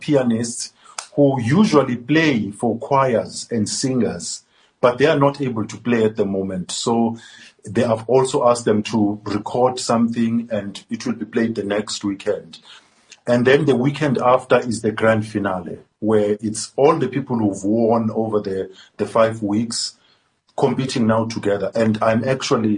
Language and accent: English; South Africa